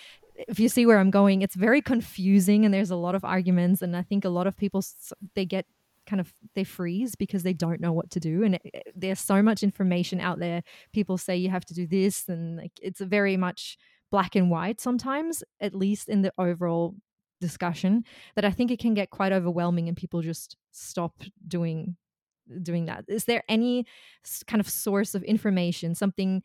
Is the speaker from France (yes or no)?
no; Germany; now in Australia; I'm from Germany originally